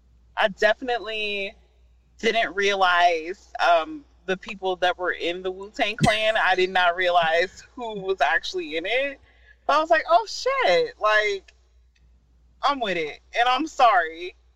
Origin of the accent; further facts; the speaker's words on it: Akron, Ohio, United States; Well, I'm from Akron.